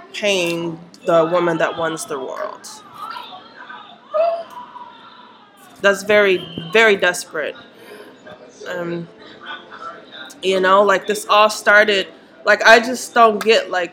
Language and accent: English; Minnesota, United States; I grew up in Minnesota